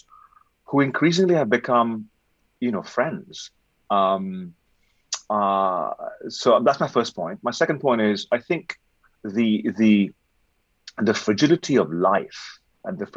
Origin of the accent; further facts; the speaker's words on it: Delhi, India; English is a second language; I was born and bred in Delhi